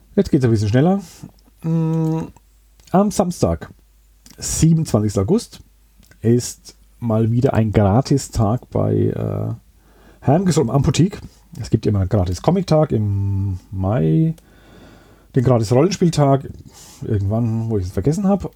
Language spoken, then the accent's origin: German; Würzburg, Bavaria, Germany; also born or lived in Sanderau, Würzburg; ich habe auch einen starken Bezug zu Grumbühl, obwohl ich jetzt schon äh, über zehn Jahre in der Sandau wohne. Aber da war sehr lang äh, meine Heimat